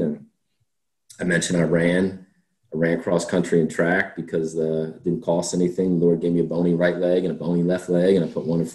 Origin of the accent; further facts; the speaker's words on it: Coatesville, Pennsylvania, United States; growing up outside of Philly